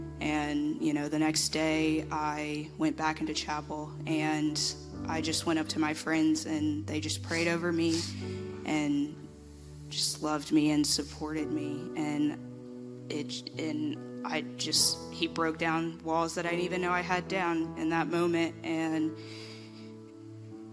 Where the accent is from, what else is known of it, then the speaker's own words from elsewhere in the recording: Lexington, Kentucky, United States; I'm from Lexington, Kentucky